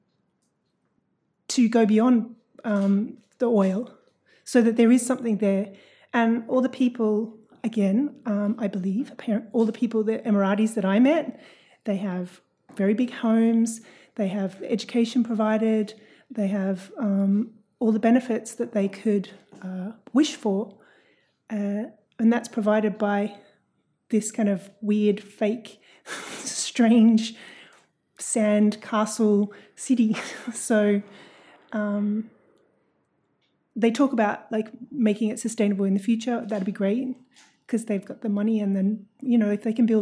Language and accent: English; Sydney, New South Wales, Australia; also born or lived in Dubai / Darwin; now in Brisbane, Australia; I'm from Sydney originally.